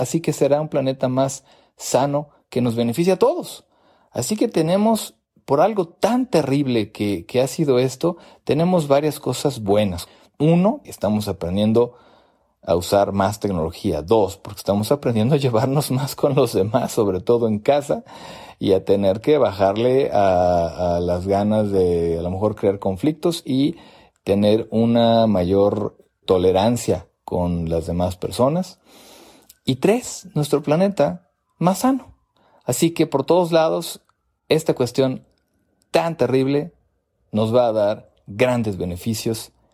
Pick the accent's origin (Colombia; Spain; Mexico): Mexico; also born or lived in United States; now in Mexico City, Mexico; yo soy mexicano y estoy transmitiendo esto, grabando esto desde desde la Ciudad de México